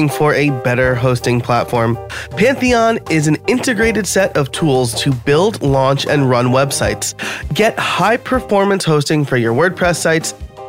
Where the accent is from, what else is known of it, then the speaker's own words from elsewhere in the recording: Middletown, New York, United States; now in Pennsylvania, United States; I'm from New York originally